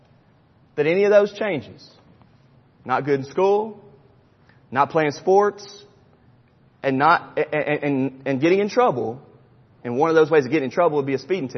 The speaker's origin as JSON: {"language": "English", "town": "Charlotte", "region": "North Carolina", "country": "United States", "tie": "born or raised there", "said": "When I was in high school growing up in Charlotte, North Carolina"}